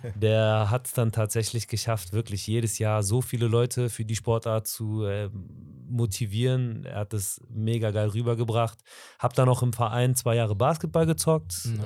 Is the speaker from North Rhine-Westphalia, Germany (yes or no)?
yes; Aachen, North Rhine-Westphalia, Germany; komme aus der wunderschönen Kaiserstadt aus Aachen